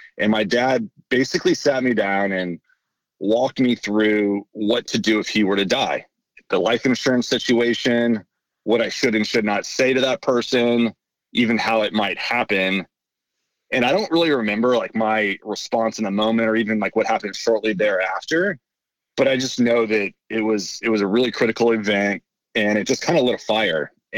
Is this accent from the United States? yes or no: yes; Kansas City, Missouri, United States; also born or lived in San Francisco / Nashville / Chicago; I was born in San Francisco. I moved around quite a bit as a kid, spent some time in Nashville, Chicago, ultimately spent most of my time in Kansas City. So that's really where I consider myself from.